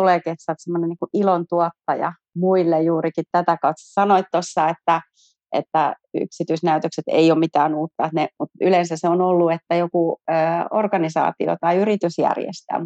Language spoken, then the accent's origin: Finnish; Järvenpää, Uusimaa, Finland; mä oon järvenpääläinen yrittäjä